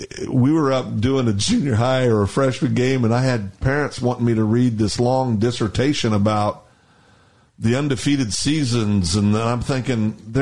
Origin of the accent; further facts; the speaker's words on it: Kansas, United States; moved away; also born or lived in Guthrie, Oklahoma; when I grew up in Kansas, where I lived